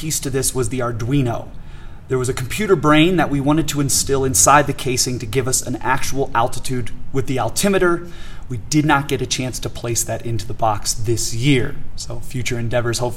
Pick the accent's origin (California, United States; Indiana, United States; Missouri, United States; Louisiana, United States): Missouri, United States; St. Louis; moved away as an adult; now in Eagle County, Colorado, United States; I'm from St. Louis, Missouri, and attended the University of Missouri.